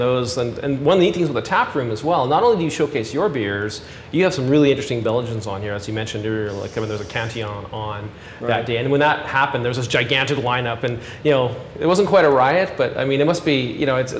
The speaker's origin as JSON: {"language": "English", "country": "Canada", "said": "I was not originally from Texas. I'm a Canadian."}